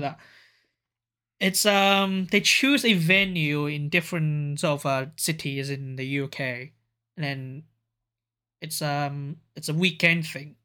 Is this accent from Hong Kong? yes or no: yes; Hong Kong; now in Japan; I was from Hong Kong